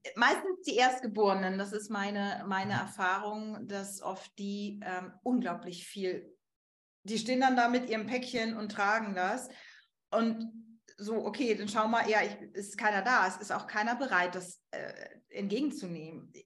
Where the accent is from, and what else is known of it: Germany